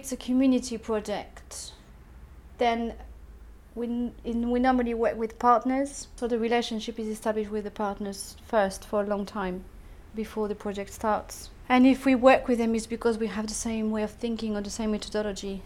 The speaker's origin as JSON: {"language": "English", "country": "France", "moved": "yes", "lives_now": "United Kingdom", "said": "I'm not British. I'm French."}